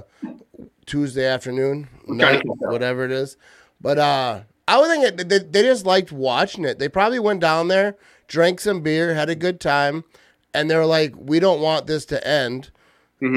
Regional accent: Green Bay, Wisconsin, United States; I grew up in Green Bay.

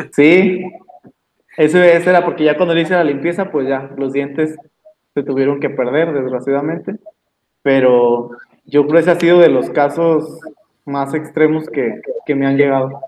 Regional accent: Mexico; somos mexicanos

